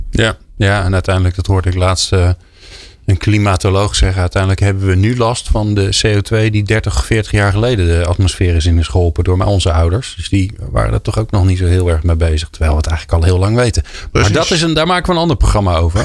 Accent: Netherlands; als Nederlanders

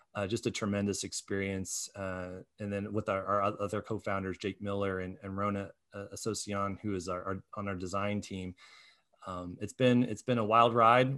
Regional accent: Muncie, Indiana, United States; now in Indianapolis, United States; I grew up from in Muncie

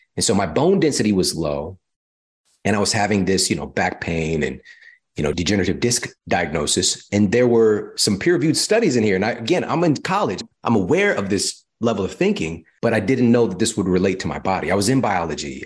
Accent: Midwest, United States; also born or lived in Missouri; now in California, United States; I'm from the Midwest

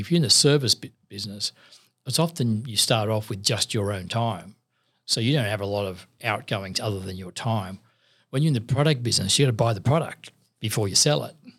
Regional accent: Sydney, New South Wales, Australia; I grew up in Maryland, South near Parramatta

